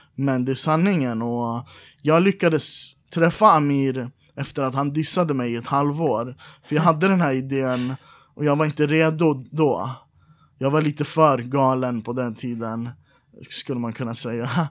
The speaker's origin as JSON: {"language": "Swedish", "country": "Iran", "moved": "yes", "lives_now": "Sweden", "said": "Vi är alla iranier"}